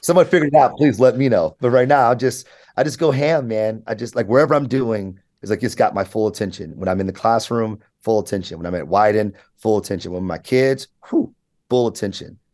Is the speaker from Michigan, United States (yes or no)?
yes; Michigan, United States; also born or lived in New York; I was able to to to to grow up here.